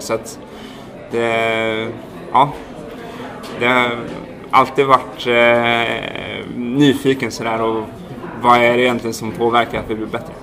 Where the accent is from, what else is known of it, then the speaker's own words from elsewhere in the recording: Härryda, Västra Götaland, Sweden; moved away as an adult; also born or lived in Dalarna; Född och uppvuxen eh, vid Skördal ute i Härryda